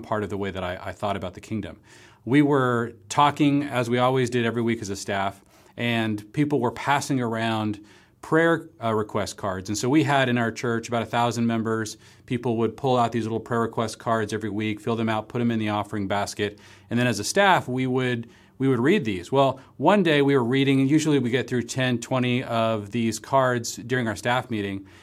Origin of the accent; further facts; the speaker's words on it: Seattle, Washington, United States; moved away as an adult; also born or lived in Marblehead, Massachusetts; we ended up moving from my hometown in the Seattle area to Gordon Conwell, uh, going to seminary in the Boston area